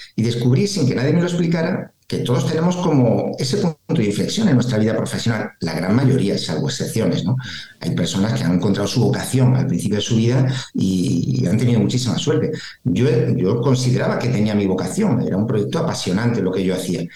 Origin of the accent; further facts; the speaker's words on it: Spain; como latinos y además españoles